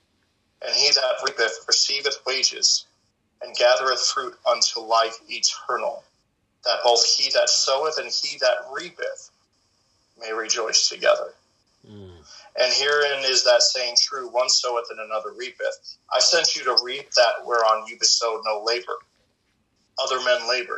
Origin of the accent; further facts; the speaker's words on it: St. Louis, Missouri, United States; also born or lived in South Ozone Park, Queens, New York City; now in Chillicothe, United States; we moved from New York to St. Louis, and I was able to sit under Guy Rome